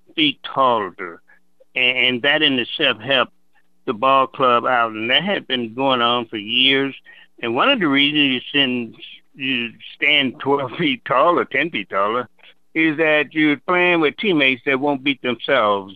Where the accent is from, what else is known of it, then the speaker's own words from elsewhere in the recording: the South, United States; moved away; growing up in the South